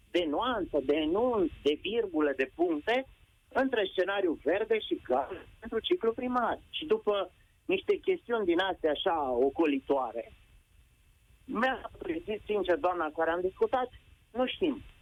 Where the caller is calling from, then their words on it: Brașov, Brașov County, Romania; Vă sunt de la Brașov, sunt la doi copii din ciclu primar.